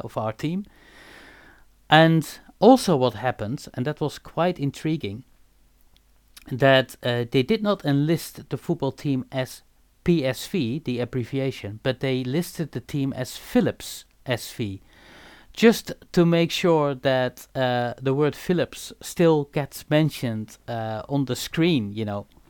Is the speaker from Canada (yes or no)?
no; Eindhoven, North Brabant, Netherlands; I am born and raised in Eindhoven